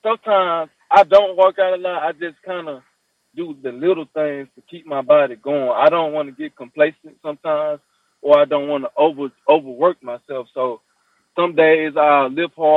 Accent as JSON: {"language": "English", "town": "Tuscaloosa", "region": "Alabama", "country": "United States", "tie": "born or raised there", "also_born_or_lived": "Huntsville, Alabama", "said": "Yeah, that's my hometown. I grew up in Tuscaloosa, and I moved to Huntsville because I was on scholarship to play ball in Huntsville, Alabama A&M, but I'm from Tuscaloosa"}